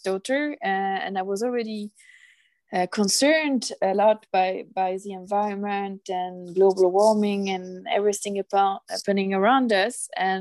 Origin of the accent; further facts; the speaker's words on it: France; moved away as an adult; now in Stockholm, Sweden; I'm originally from France